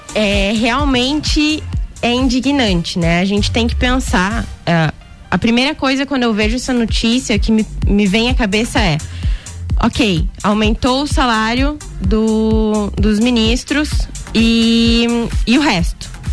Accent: Rio Grande do Sul, Brazil; sou gaúcha, tchê

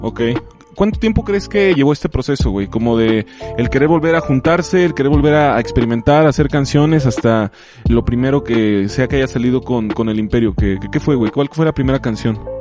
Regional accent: Moroleón, Guanajuato, Mexico; yo también soy oriundo de Moroleón, Guanajuato

